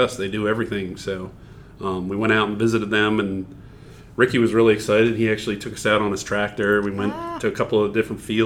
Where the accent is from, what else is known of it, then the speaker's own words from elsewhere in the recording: Maryland, United States; I've lived here since I was five